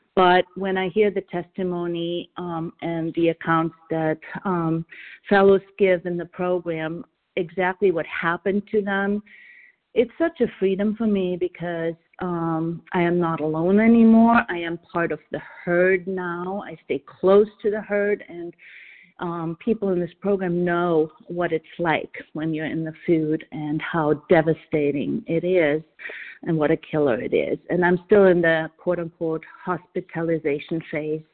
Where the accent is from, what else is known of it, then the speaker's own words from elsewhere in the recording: Vienna, Austria; now in New Hampshire, United States; I'm calling from New Hampshire. I'm originally from Vienna, Austria.